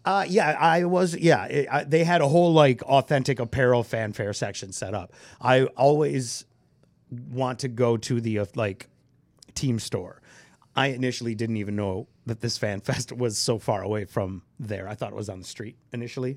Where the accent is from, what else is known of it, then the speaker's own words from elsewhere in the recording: Michigan, United States; I grew up in Michigan and the Lions have always sucked